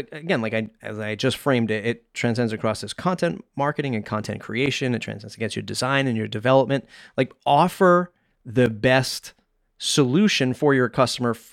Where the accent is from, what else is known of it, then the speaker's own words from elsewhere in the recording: Nigeria; as a Nigerian woman who grew up with survival first mindset, learning to say no was pivotal to changing my mindset.